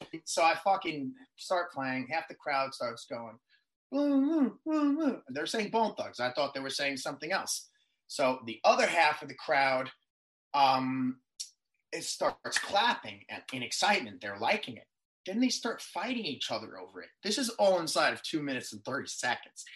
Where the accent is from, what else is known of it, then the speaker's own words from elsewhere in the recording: New York City, New York, United States; moved away as an adult; also born or lived in Long Island, New York; now in Los Angeles, United States; being a boy from Queens and me being born in Queens